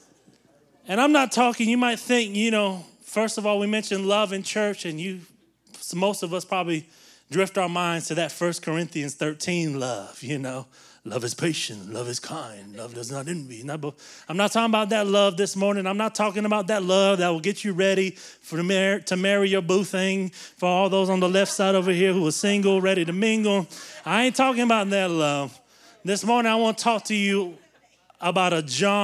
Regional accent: the South, United States; we grew up in the South where everybody goes to church and all those things.

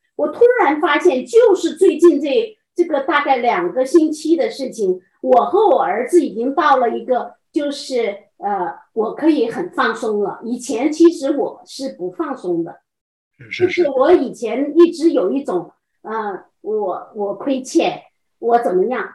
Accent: China; moved away as an adult; now in Pennsylvania, United States; 我们中国人

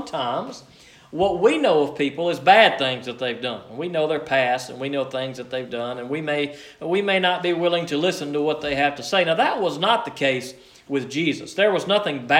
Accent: Liberty, Mississippi, United States; I'm from Liberty, Mississippi

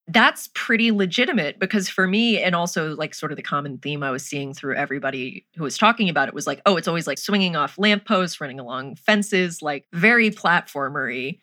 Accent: United States; Being an American

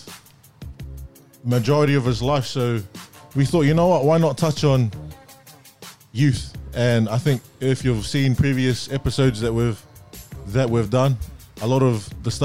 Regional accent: Auckland, New Zealand; born or raised there; moved away

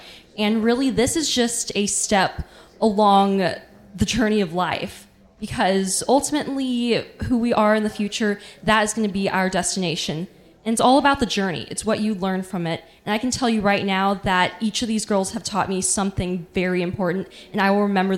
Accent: Dallas, Texas, United States; because I am from Dallas, but I'm also representing Houston.

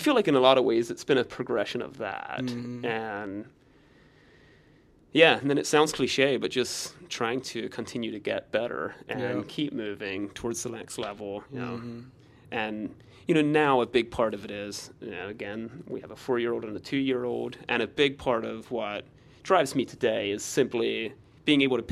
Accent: United States; I grew up in the Amish community, grew up in construction, on the farm.

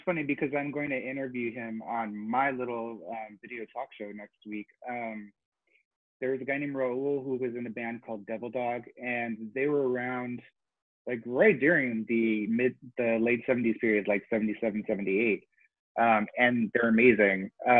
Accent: Honolulu, Hawaii, United States; now in Knoxville, United States; I was born in Tennessee, where I am now, in Knoxville. My dad was the captain of the Navy golf team. And so when I was in third grade, we got stationed in Honolulu

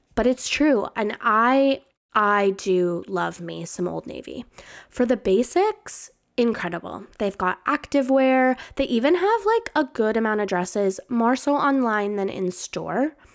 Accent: Canada; I'm Canadian

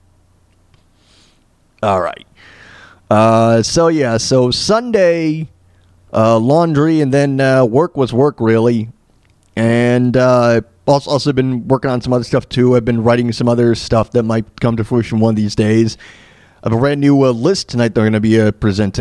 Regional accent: Florida, United States; also born or lived in New York; now in Kansas, United States; I grew up in New York, but I moved to Florida. And I grew up in Florida for a majority of my life

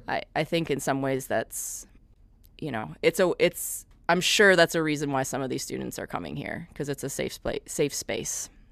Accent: Midwest, United States; moved away as an adult; also born or lived in Madison, Wisconsin; now in Johnson City, United States; I'm originally from the Midwest

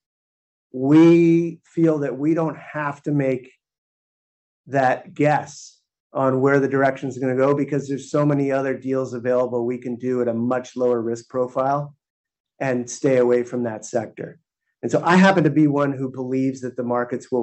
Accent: San Francisco, California, United States; my hometown of San Francisco

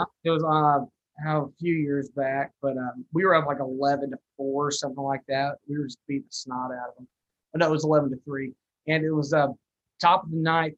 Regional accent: New Mexico, United States; moved away as an adult; I'm originally from New Mexico

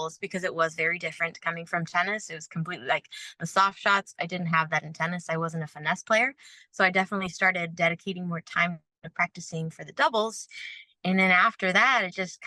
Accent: Florida, United States; moved away as an adult; also born or lived in Canada; now in New Braunfels, United States; most of my life in Florida. And that's where I grew up

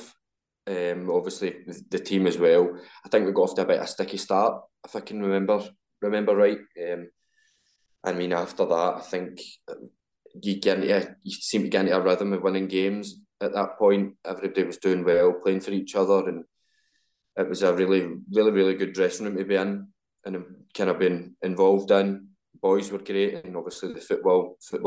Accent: Glasgow, Scotland, United Kingdom; I'm from Glasgow

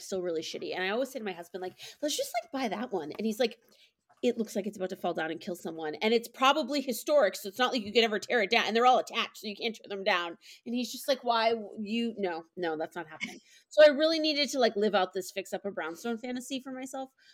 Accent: Boston, Massachusetts, United States; I am from Boston. Um, I've lived in and around Boston my entire life

